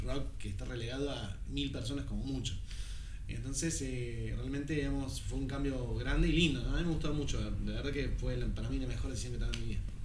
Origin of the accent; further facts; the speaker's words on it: Córdoba, Argentina; moved away as an adult; now in Buenos Aires, Argentina; soy cordobés